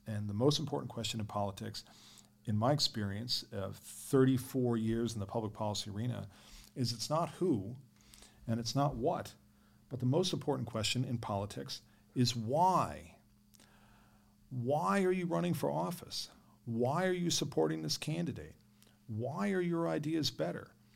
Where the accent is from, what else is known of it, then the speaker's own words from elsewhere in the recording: New York, United States; growing up in New York